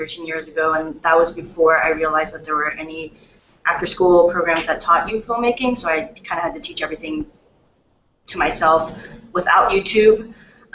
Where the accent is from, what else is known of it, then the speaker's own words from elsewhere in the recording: San Francisco, California, United States; I was born and raised in America, or in San Francisco in particular